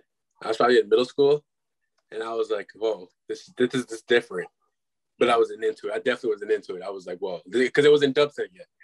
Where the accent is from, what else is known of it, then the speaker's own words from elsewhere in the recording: Glendale, Wisconsin, United States; also born or lived in Milwaukee; I'm from Milwaukee. I was born and raised in Milwaukee. Live on the east side now. But I actually went to school. I grew up in Glendale, Wisconsin.